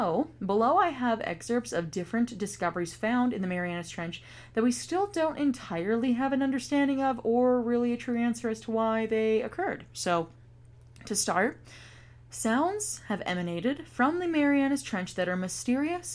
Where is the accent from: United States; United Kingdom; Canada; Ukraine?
Canada; I'm not Southern. I'm just Canadian.